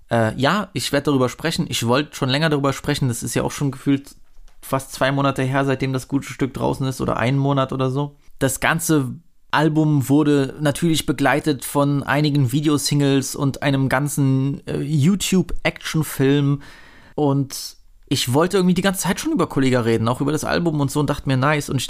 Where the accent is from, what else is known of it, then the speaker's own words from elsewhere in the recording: East Germany, Germany; darf ich als Ossi eigentlich äh, Sheriffsis sagen?